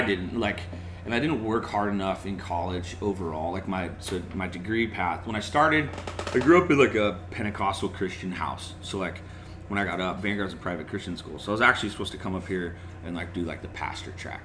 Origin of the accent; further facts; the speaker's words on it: North San Diego County, California, United States; I grew up in North San Diego County, inland a little bit